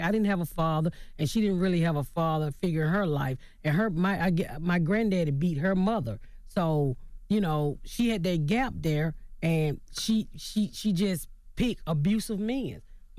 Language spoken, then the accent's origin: English; Southern United States, United States; I mean, I'm from the South, mm-hmm. so, you know, I was taught if you was gay, it was something wrong with you.